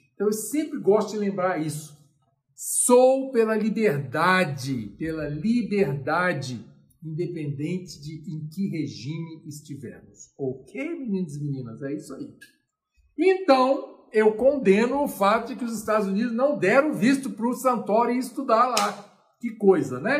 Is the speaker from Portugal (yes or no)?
no; Brasília, Federal District, Brazil; Eu sou brasiliense